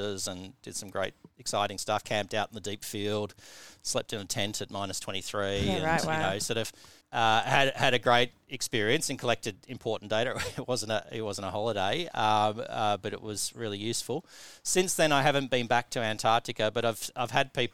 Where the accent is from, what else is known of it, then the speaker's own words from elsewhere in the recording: Tasmania, Australia; moved away as an adult; also born or lived in Newcastle, England; growing up in Tasmania